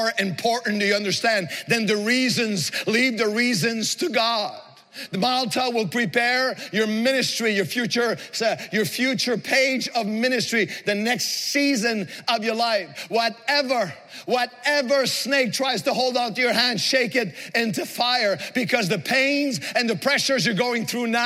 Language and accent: English; Montreal, Quebec, Canada; the project in which I grew up in Montreal